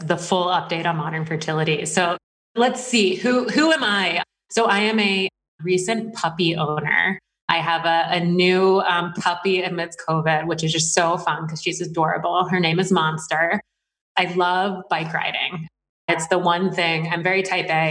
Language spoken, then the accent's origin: English; Woodbine, Maryland, United States; moved away as an adult; also born or lived in North Carolina; now in San Francisco, United States; I actually grew up in rural Maryland, in Woodbine, Maryland, outside of Baltimore and DC.